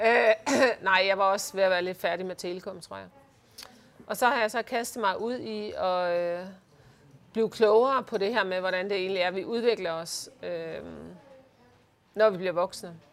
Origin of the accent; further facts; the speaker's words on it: Uggerby, North Denmark Region, Denmark; moved away; also born or lived in Hirtshals; Jeg er født i Hirtals. Ja. Og vokset op i Ugerby